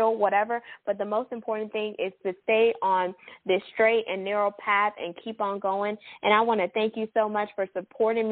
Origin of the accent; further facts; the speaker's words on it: Houston, Texas, United States; H-Town. That's my hometown